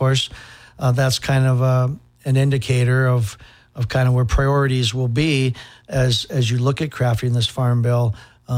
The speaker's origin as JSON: {"language": "English", "town": "Hutchinson", "region": "Minnesota", "country": "United States", "tie": "born or raised there", "lives_now": "Apple Valley, United States", "said": "I was born and raised in Hutchinson. That's where I'm from. I live in Apple Valley, but I'm from Hutch"}